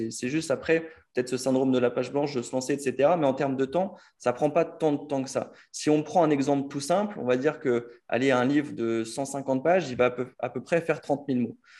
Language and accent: French; France; nous, en tant que Français